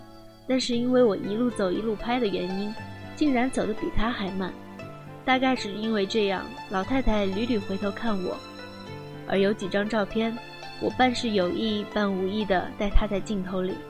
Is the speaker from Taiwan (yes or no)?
no; China; 不是，我是大陆来的。